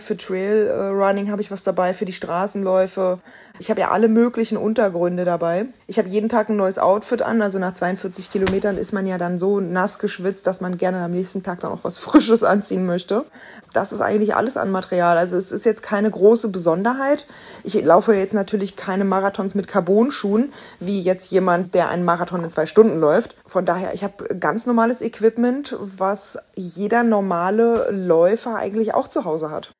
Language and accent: German; Berlin, Germany; ich als Berlinerin